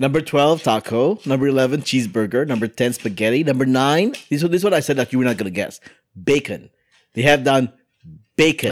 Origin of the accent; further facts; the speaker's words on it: United States; I am American